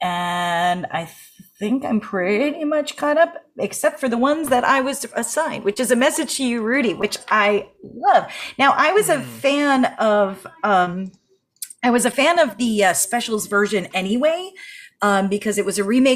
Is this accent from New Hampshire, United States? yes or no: yes; New Hampshire, United States; growing up in New Hampshire, and the loons are on the lake where we spend in the summer